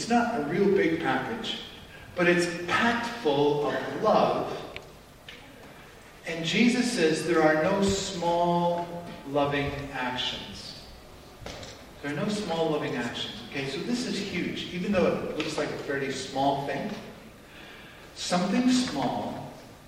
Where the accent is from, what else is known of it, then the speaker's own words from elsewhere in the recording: Canada; us as Canadian Christians